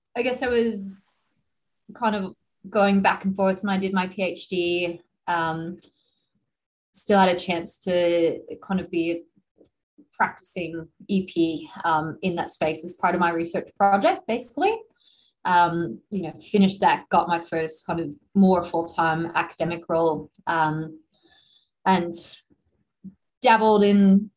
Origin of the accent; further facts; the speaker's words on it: United States; now in Australia; I'm from the States originally